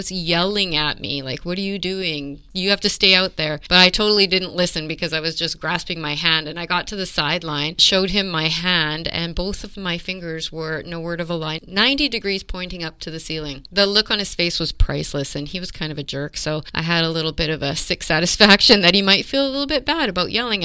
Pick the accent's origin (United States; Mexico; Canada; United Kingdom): Canada; I'm Canadian